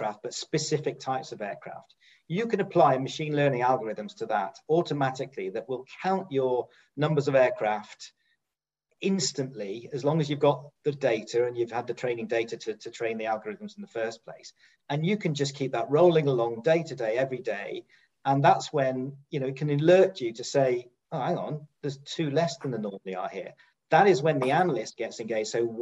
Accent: United Kingdom; Being a Brit

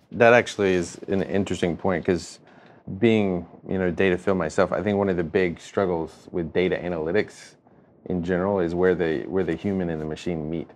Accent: North Carolina, United States; moved away; I'm, uh, from North Carolina.

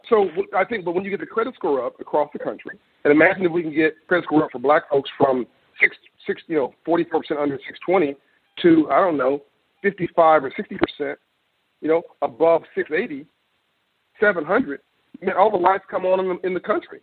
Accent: Los Angeles, California, United States; I'm from California, in South Central Los Angeles

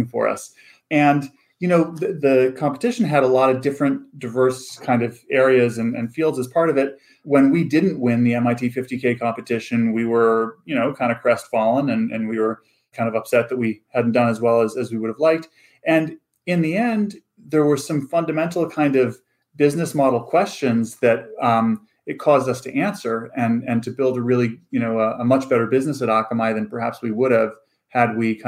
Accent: Vancouver, British Columbia, Canada; moved away as an adult; also born or lived in Stanford; I grew up in Vancouver, Canada, on the West Coast, but North.

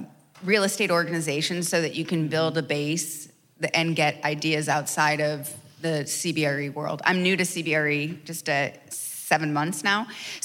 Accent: Charlotte, North Carolina, United States; Charlotte, North Carolina.

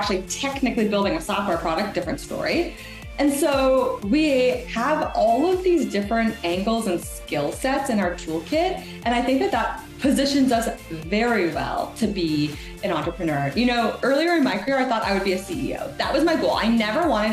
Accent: Canada; I'm a Canadian product marketer. I feel like I always have to say that. I'm Canadian and proud

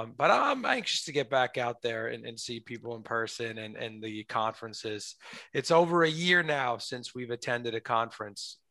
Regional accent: New York, United States; me as a New Yorker, everything is walking

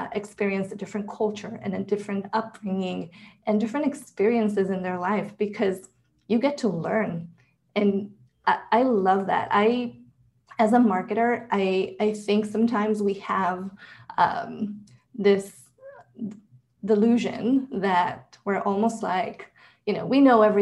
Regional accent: Israel; I was born and raised in Israel

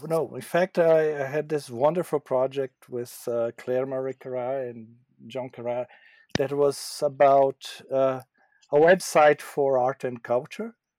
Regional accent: Brazil; moved away as an adult; also born or lived in São Paulo / Japan; I was in Brazil for most of my formative years.

